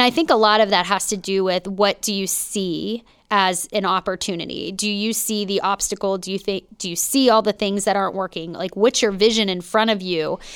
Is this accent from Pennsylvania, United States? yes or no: yes; Pittsburgh, Pennsylvania, United States; born or raised there; moved away as an adult; also born or lived in North Hills, Pittsburgh